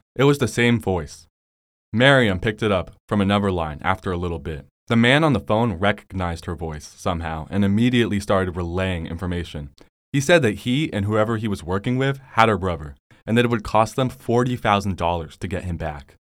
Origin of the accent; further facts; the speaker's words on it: Bay Area, California, United States; I'm from the Bay Area